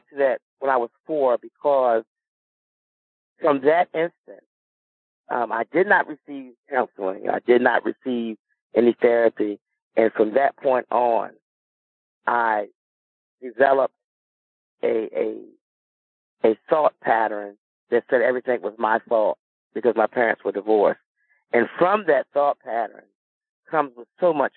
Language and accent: English; Milton, Delaware, United States; also born or lived in Dover, Delaware; I'm from Milton, Delaware, a little small town in Delaware